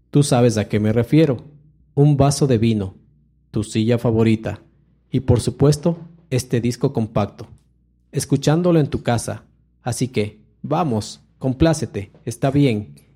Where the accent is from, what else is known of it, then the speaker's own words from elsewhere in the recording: Ecuador; Estamos pensando desde, la, eh, desde como ecuatorianos